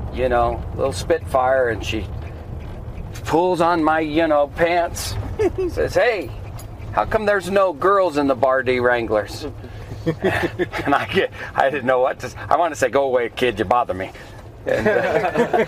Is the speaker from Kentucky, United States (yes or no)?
no; Farmington, New Mexico, United States; also born or lived in Wyoming / Albuquerque; now in Durango, United States; grew up in Farmington